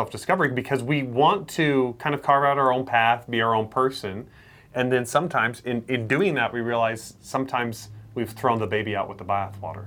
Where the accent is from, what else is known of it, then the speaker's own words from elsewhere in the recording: Idaho, United States; growing up in Idaho